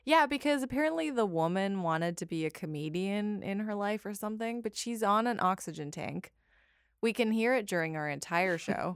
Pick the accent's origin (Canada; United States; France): Canada; Calgary, Alberta; I am from Calgary, which is in British Columbia.